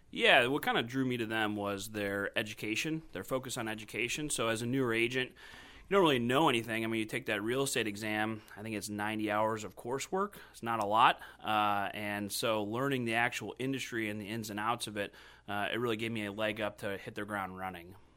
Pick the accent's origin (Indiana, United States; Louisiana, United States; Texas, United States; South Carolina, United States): Indiana, United States; Crown Point; also born or lived in Crawfordsville, Indiana / Boston, Massachusetts; now in Indianapolis, United States; I grew up in Crown Point, Indiana. Uh, so I'm a Hoosier born and raised